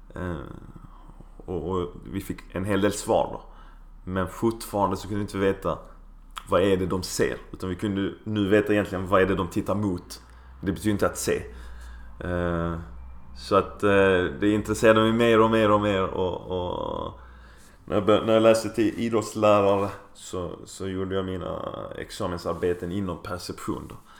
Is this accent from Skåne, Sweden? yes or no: yes; Skåne, Sweden; Vi är ju bortskämda med det i Skåne